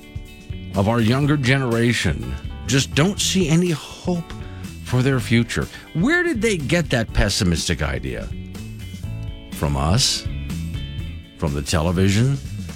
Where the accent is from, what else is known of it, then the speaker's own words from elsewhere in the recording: Sanibel, Florida, United States; now in Wyoming, United States; my hometown of Sanibel, Captiva Islands